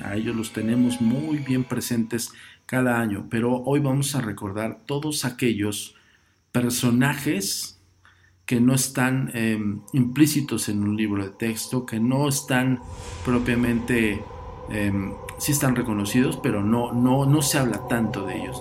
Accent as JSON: {"language": "Spanish", "country": "Mexico", "said": "nosotros como mexicanos"}